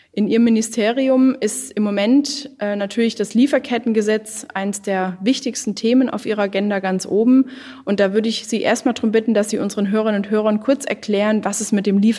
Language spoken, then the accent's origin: German; Lake Constance, Germany; Sein Wahlkreis liegt ungefähr da, wo ich herkomme, nämlich am Bodensee.